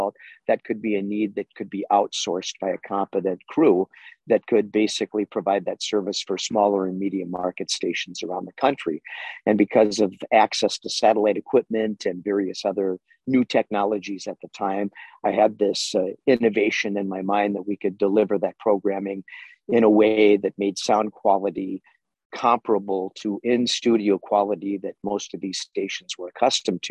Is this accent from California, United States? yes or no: no; Minneapolis, Minnesota, United States; wound up in Minneapolis at age 21. At the time, I was the youngest weather anchor ever in America in a major market, top 15 market